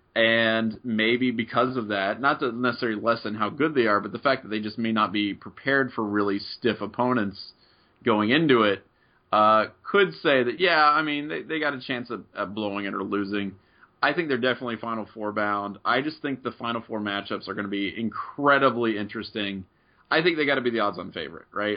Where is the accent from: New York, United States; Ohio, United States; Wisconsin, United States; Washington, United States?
Ohio, United States; Middletown; growing up where I'm from Southwestern Ohio